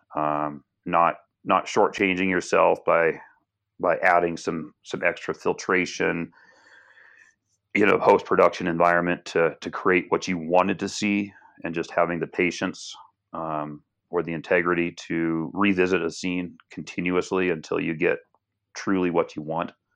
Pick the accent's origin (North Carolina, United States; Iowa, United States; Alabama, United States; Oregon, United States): Oregon, United States; Portland; I was born and raised in Portland, Oregon